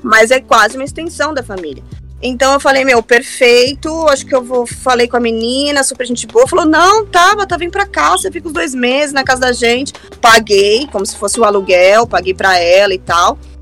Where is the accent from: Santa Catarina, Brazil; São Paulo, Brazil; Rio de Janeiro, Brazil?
São Paulo, Brazil; moved away as an adult; also born or lived in Orlando / Dublin; Eu sou do Jardim Robru, extremo leste da cidade de São Paulo, então eu tô ali por Itaim Paulista, na verdade, né? Foi ali que eu nasci